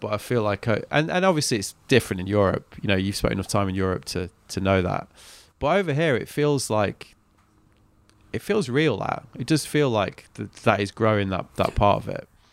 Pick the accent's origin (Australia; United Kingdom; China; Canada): United Kingdom; England; I'm from England